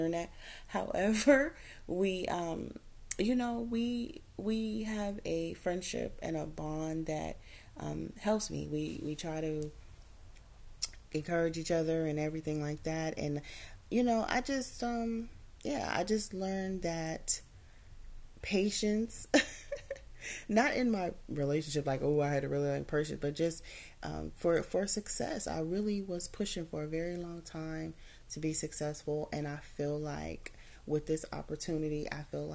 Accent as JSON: {"language": "English", "region": "California", "country": "United States", "said": "I'm from California, a little town in California, but I definitely live very close to Los Angeles"}